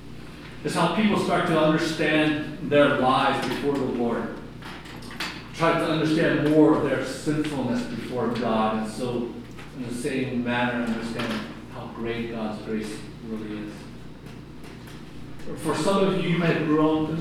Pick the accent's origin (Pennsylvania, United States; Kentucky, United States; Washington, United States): Pennsylvania, United States; Philadelphia; growing up in Philadelphia and going through the streets of North Philly